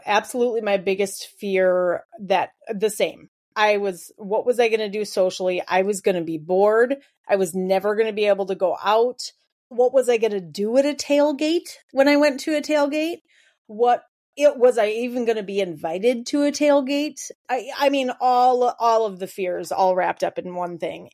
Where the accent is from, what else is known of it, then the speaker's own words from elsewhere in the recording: Wisconsin, United States; we're from Wisconsin and that's the culture